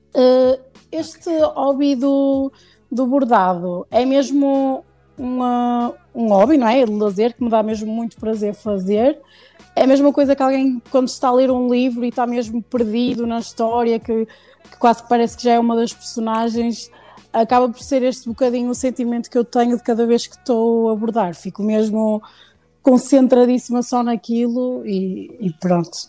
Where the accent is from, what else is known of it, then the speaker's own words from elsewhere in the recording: Porto, Norte, Portugal; also born or lived in Lisbon; nasci em Lisboa, uhum. mas já moro no Porto desde os 4 anos, por isso já sou praticamente uh, do Porto.